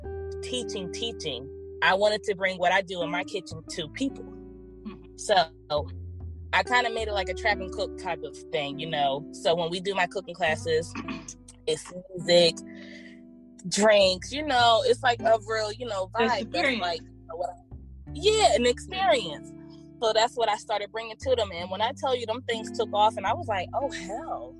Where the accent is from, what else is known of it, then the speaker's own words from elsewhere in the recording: Philadelphia, Pennsylvania, United States; We're from South Philly and Southwest